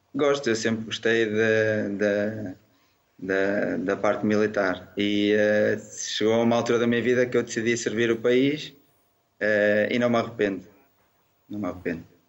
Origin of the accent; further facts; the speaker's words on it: Barcelos, Braga, Portugal; Eu sou natural de Barcelos